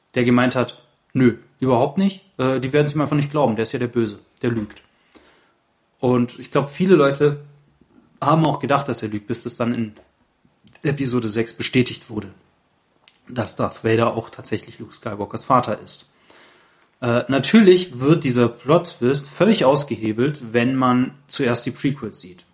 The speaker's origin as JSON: {"language": "German", "region": "Baden-Württemberg", "country": "Germany", "tie": "born or raised there", "also_born_or_lived": "Saarland", "said": "ich bin auch im Saarland geboren, aber hier in Baden-Württemberg aufgewachsen"}